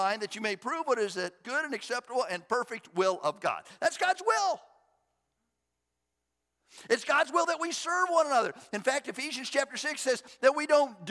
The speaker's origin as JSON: {"language": "English", "country": "United States", "tie": "born or raised there", "said": "I was born in the United States of America"}